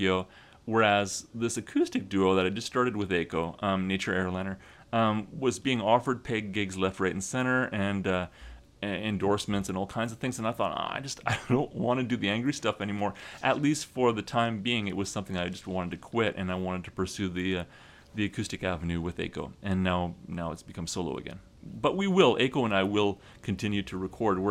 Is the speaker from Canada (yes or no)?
yes; Western Canada, Canada; born or raised there; moved away as an adult; also born or lived in British Columbia; now in Japan